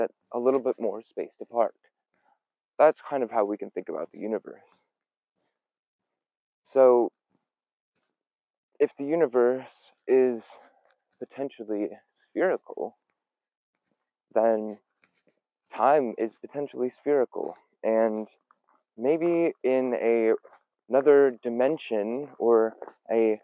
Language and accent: English; Pacific Northwest, United States; also born or lived in Belfast, Northern Ireland; I was born in Belfast, Northern Ireland. I moved to the Pacific Northwest whenever I was a couple years old. And I've been here ever since.